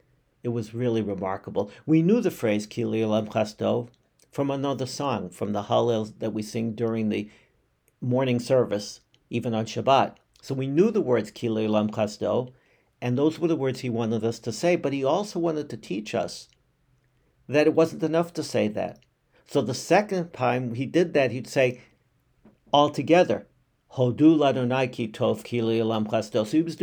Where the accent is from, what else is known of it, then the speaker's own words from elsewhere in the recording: Brookline, Massachusetts, United States; In the synagogue, I grew up in Congregation Keilat Israel in Brookline, Massachusetts.